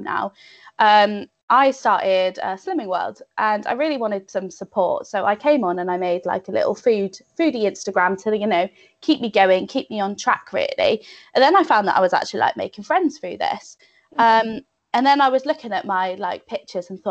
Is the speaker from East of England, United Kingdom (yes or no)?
no; North Devon, South West England, United Kingdom; moved away as an adult; also born or lived in Bath; now in Cheltenham, United Kingdom; I'm originally from North Devon. So it's like Biddeford, Barnstable sort of area, lovely beaches, all of that.